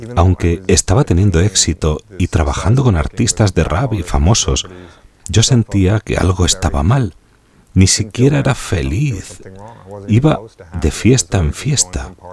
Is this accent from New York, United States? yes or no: yes; New York, United States; now in Jacksonville, United States; Me crié en Nueva York, donde nací